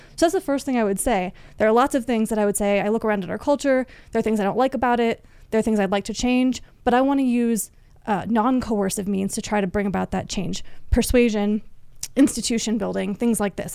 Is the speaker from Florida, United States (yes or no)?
yes; Florida, United States; moved away as an adult; also born or lived in Washington, D.C.; I grew up in Florida, mostly in Florida, at least